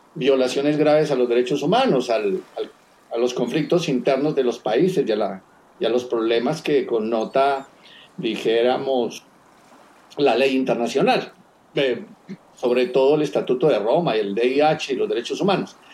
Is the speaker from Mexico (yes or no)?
no; Colombia; Yo vengo navegando desde Colombia